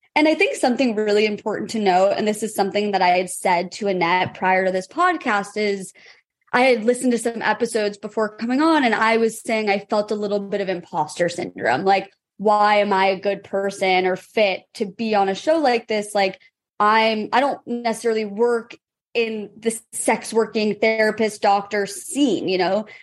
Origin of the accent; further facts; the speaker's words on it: San Francisco, California, United States; And I grew up in San Francisco